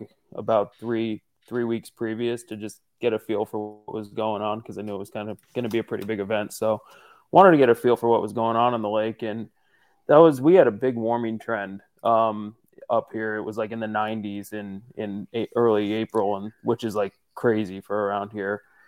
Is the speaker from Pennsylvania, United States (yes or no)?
yes; northeastern Pennsylvania, United States; I'm from Pennsylvania, northeastern Pennsylvania specifically